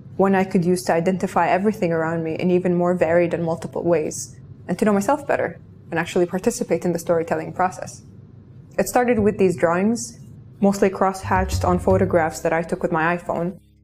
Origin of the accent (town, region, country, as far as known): Kuwait; born or raised there